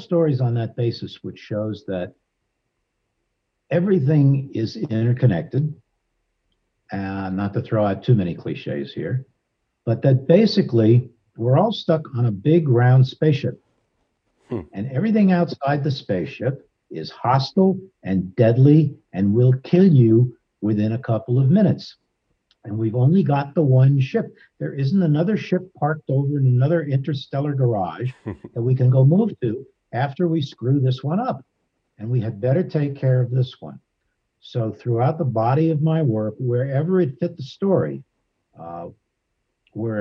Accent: Los Angeles, California, United States; someone growing up in Los Angeles

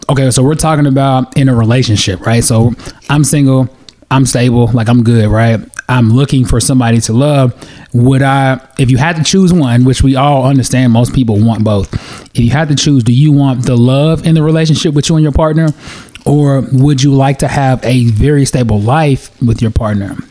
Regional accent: United States; also born or lived in Nigeria; my parents are direct immigrants of Nigeria. They came and had their children in America. We went back to Nigeria, went to the village, and then we came back to America

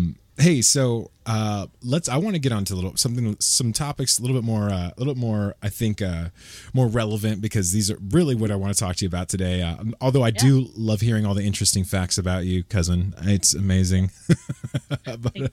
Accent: California, United States; I'm an American citizen. I was born and raised here

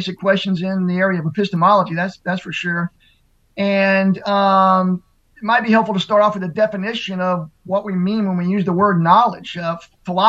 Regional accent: Mississippi, United States; a Southern Baptist church in my hometown in down in Mississippi

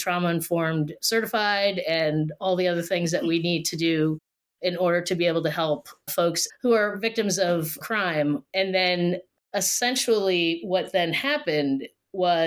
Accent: Allentown, Pennsylvania, United States; now in Philadelphia, United States; originally from Allentown, Pennsylvania, and as soon as I could move down to Philadelphia, I did in 1996

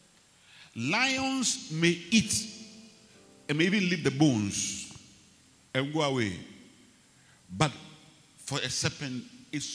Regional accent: Ghana

